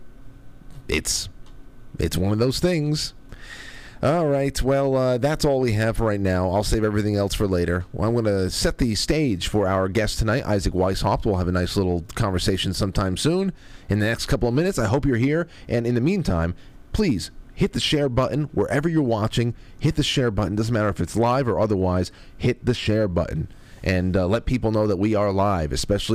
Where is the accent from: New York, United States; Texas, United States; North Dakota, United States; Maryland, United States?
New York, United States; I'm from New York